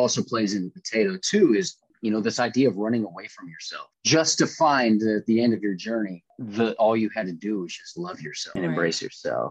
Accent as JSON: {"language": "English", "town": "Seattle", "region": "Washington", "country": "United States", "also_born_or_lived": "Los Angeles / Philadelphia", "said": "I'm from West Seattle, Alki Beach."}